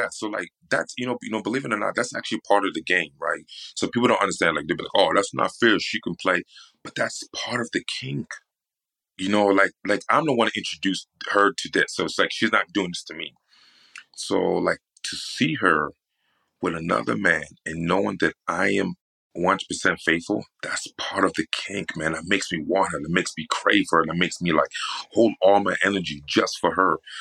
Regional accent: New York, United States; I'm from New York, right? So I'm from the East Coast

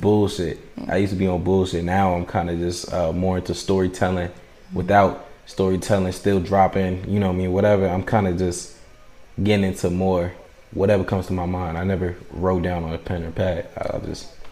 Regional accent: D.C., Maryland, DMV, United States; also born or lived in Providence, Rhode Island / New York; I was born in Providence, Rhode Island. Uh, I was raised in, you know, D.C., Maryland, mm-hmm. Virginia area, DMV

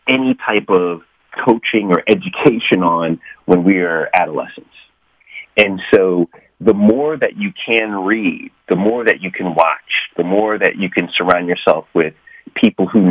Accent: New York, United States; now in Washington, D.C., United States; I was born in New York. I live in Washington, D.C.

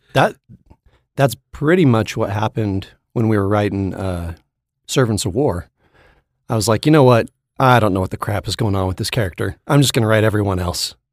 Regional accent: Sacramento, California, United States; I was from Sacramento

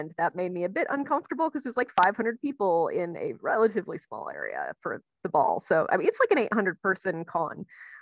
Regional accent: Minnesota, United States; moved away as an adult; now in Maryland, United States; I grew up in Minnesota. I spent 25 years in Minnesota

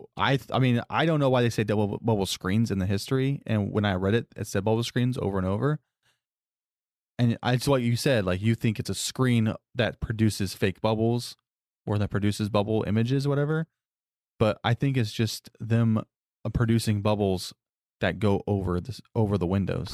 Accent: Florida, United States; I moved to Florida when I was in kindergarten

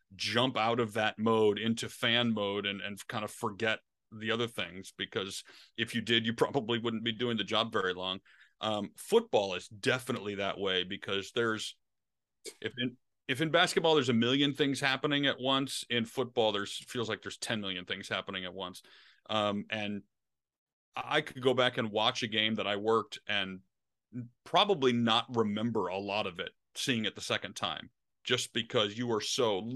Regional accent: Detroit, Michigan, United States; moved away; I grew up in Detroit

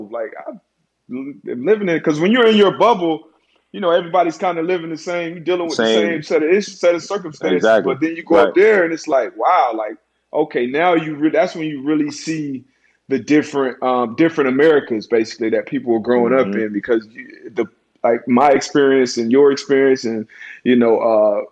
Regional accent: South Florida, United States; I'm from South Florida. It's kind of a melting pot down here.

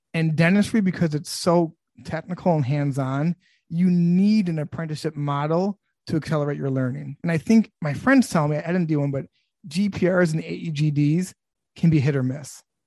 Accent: Sterling Heights, Michigan, United States; I grew up in Sterling Heights, Michigan

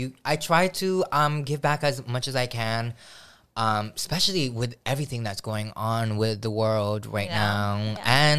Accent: Hawaii, United States; I'm not Hawaiian by any means. But, like, this island just really raised me with so much aloha.

